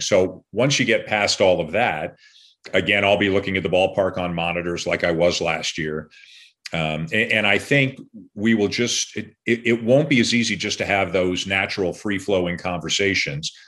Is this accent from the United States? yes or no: no; Canada; being Canadian